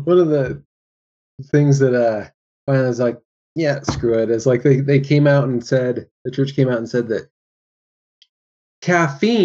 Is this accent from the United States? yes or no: yes; Davis County, Utah, United States; I grew up in Davis County, Utah